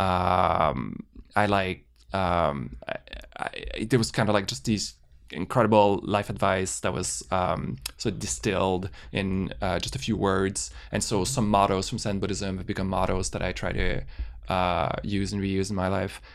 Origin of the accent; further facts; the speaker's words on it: Canada; we're Canadian